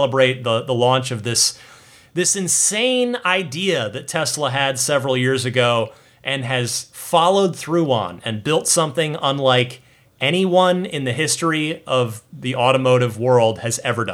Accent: New Jersey, United States; Creamridge, New Jersey, my home state

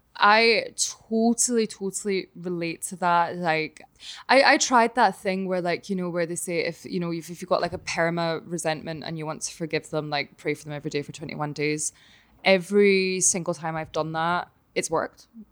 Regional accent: Glasgow, Scotland, United Kingdom; moved away; also born or lived in Connecticut / New York; still in, in Glasgow and my hometown

